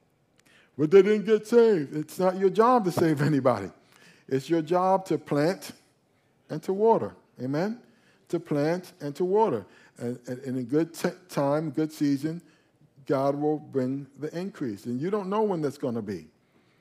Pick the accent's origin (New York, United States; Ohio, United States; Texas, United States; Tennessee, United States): New York, United States; now in South Florida, United States; we moved down to South Florida. And when we moved down to South Florida, we were raised in the Catholic Church when we were in New York